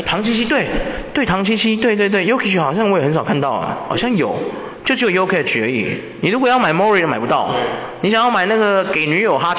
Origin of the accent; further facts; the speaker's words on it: Taiwan; 很多球队的那个球星啊，就是你想支持他，可是我们台湾人不进，有没有？